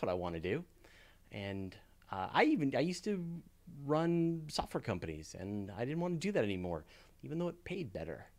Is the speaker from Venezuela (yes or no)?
no; Canada; I'm Canadian